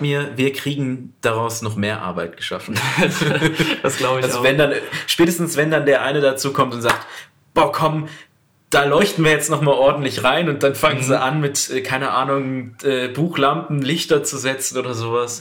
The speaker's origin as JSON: {"language": "German", "town": "Duisburg", "region": "North Rhine-Westphalia", "country": "Germany", "said": "Ich komme aus Duisburg"}